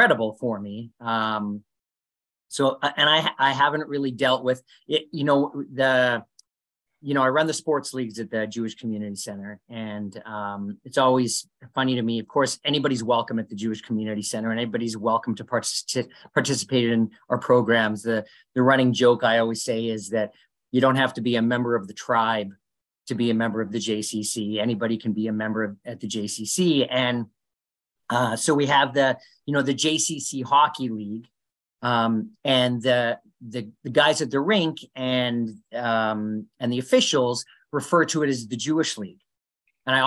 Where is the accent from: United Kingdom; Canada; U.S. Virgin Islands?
Canada; growing up in Canada